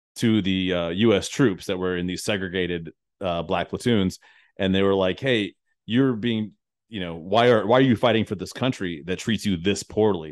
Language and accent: English; United States; as an American